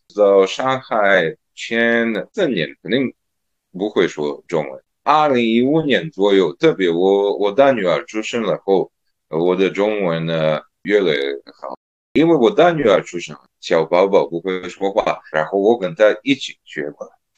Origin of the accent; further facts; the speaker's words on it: Serbia; first language Serbian; Chinese is a second language; now in Shanghai, China; 当时在塞尔维亚